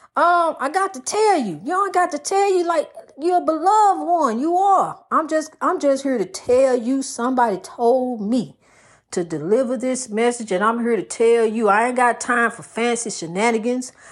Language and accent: English; New York City, New York, United States; growing up in Spanish Harlem